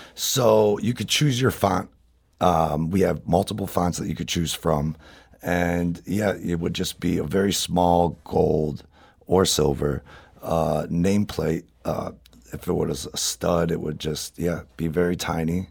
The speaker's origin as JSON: {"language": "English", "town": "St. Louis", "region": "Missouri", "country": "United States", "tie": "born or raised there", "said": "being born and raised in Saint Louis"}